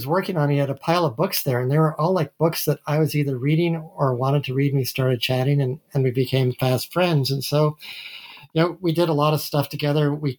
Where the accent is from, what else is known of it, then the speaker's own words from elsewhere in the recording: Massachusetts, United States; also born or lived in Utah; I was born in Utah. I grew up in Massachusetts.